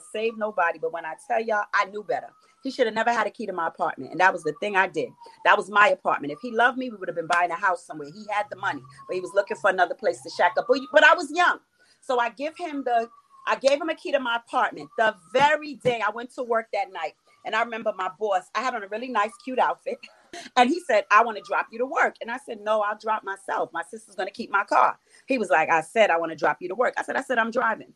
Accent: New York City, New York, United States; also born or lived in Florida; growing up in East New York in the 80s

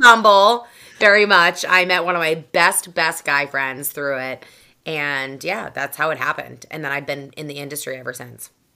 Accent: just south of Boston, Massachusetts, United States; accent: Boston; I grew up in Massachusetts, just south of Boston. So I'm a Boston girl through and through.

